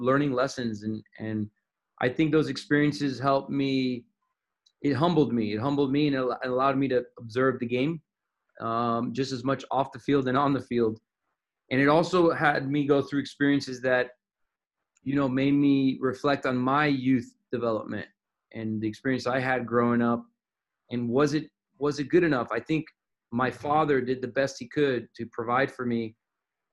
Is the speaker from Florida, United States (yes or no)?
yes; Miami, Florida, United States; I grew up in Miami, Florida.